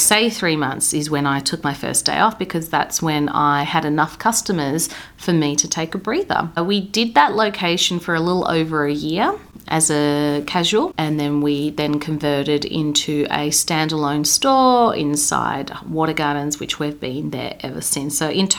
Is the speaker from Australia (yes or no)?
yes; Sunshine, Victoria, Australia; I was born in Footscray Hospital. That is the same council of High Point Shopping Centre, okay? I grew up in Sunshine, Deer Park, Keilor Downs, Taylor's Lakes. Who am I kidding? I am a Westie.